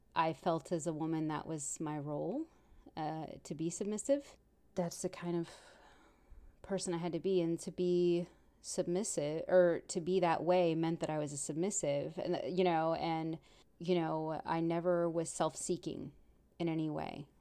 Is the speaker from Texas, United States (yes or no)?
yes; Texas, United States; I'm from Texas and the men are very robust and very macho